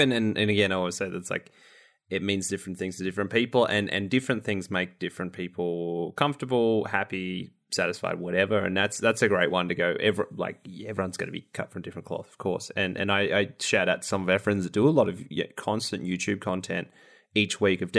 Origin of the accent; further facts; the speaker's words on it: Australia; I can't gracefully as an Australian.